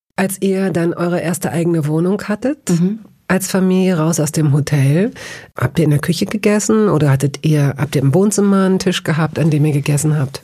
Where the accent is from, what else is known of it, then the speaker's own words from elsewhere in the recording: Hanover, Lower Saxony, Germany; also born or lived in Tehran; ich bin in Hannover aufgewachsen